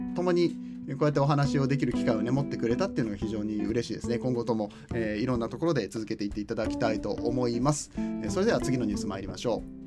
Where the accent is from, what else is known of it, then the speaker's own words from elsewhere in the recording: Aichi, Japan; now in Kansai, Japan; 僕は愛知県出身なんですけれども